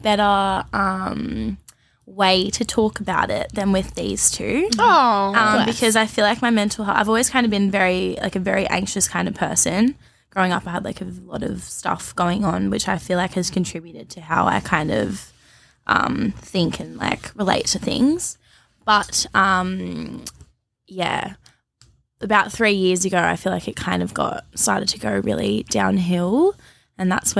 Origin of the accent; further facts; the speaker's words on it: Melbourne, Victoria, Australia; now in Sydney, Australia; I'm in Sydney. I was from Melbourne.